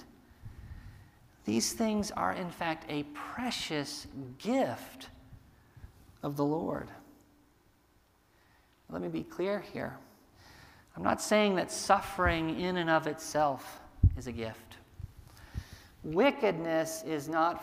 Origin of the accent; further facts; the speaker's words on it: United States; us as American Christians